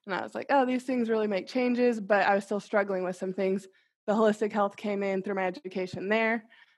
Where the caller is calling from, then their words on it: Kansas City, United States; I'm 29 to get practice doing it. I'm calling in from Kansas City.